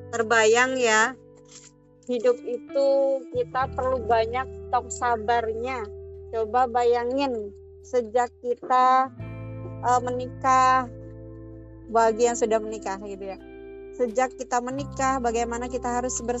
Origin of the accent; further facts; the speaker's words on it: Java, Indonesia; Seperti saya pribadi, saya aslinya orang Jawa gitu ya. Nah, kemudian menikah dengan orang Dayak